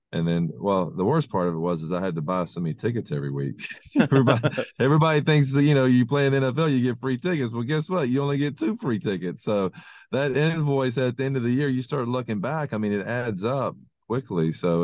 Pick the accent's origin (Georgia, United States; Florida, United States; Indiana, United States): Georgia, United States; Senoia; my hometown of Senoia, Georgia